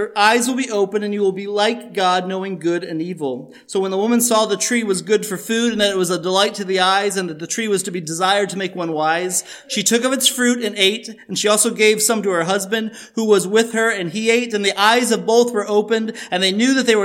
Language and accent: English; Chicago, Illinois, United States; we are from Chicago